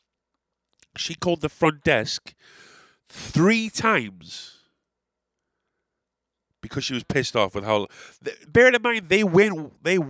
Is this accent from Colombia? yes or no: no; England, United Kingdom; as an Englishman